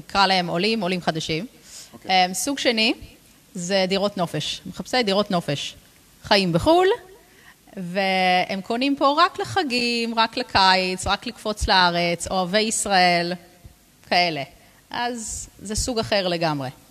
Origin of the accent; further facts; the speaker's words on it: London, United Kingdom; Hebrew is a second language; moved away as an adult; also born or lived in Jerusalem; now in Ra'anana, Israel; אני נולדתי וגדלתי בלונדון